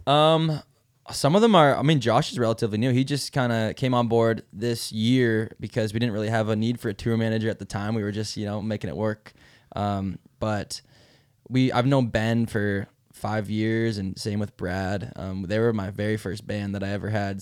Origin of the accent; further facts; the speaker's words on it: Mile Bay, Ontario, Canada; where I grew up in Mile Bay, Ontario